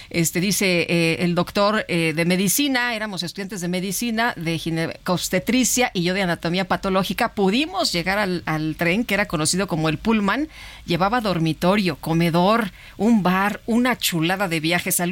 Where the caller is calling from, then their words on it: Cuautitlán Izcalli, State of Mexico, Mexico; de Cuautitlán, Izcalli.